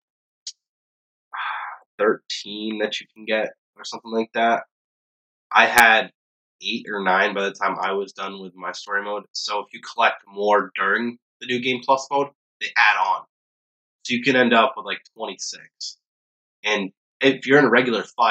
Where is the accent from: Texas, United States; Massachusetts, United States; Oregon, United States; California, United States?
Massachusetts, United States; Boston; we're from the Boston area